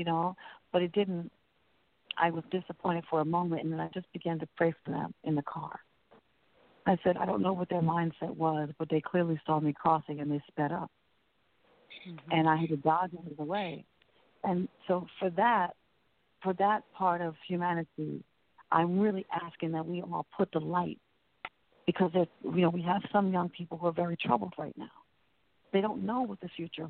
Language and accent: English; New Jersey, United States; now in New Orleans, United States; I'm from New Jersey